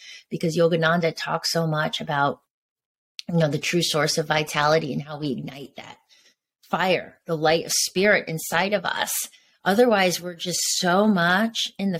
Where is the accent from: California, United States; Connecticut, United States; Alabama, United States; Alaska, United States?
Connecticut, United States; also born or lived in New York / Venice Beach, Los Angeles; now in Los Angeles, United States; I grew up in Connecticut